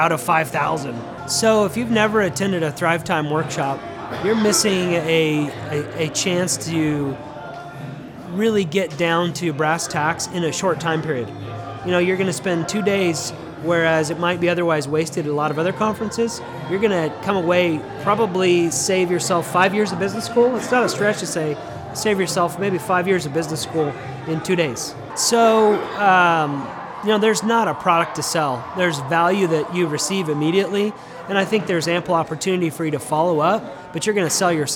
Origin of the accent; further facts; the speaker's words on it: Denver, Colorado, United States; now in Tulsa, United States; I'm originally from Denver, but I live right here in Tulsa